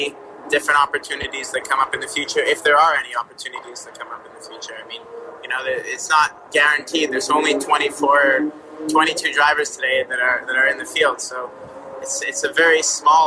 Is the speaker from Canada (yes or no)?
yes; Quebec, Canada; I'm from Quebec, Canada